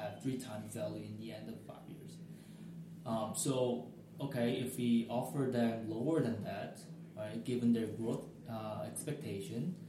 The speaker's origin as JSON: {"language": "English", "country": "South Korea", "moved": "yes", "lives_now": "United States", "said": "I'm from Korea"}